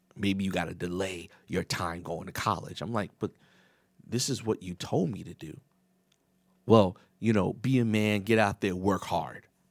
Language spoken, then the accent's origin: English; New York City, New York, United States; I was raised in New York, the Bronx